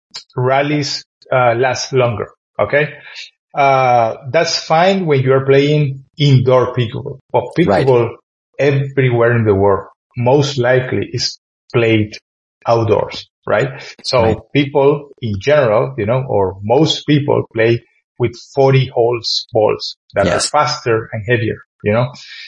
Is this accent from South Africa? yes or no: no; Ireland; So when we came from Ireland to play in those places, we were smashed.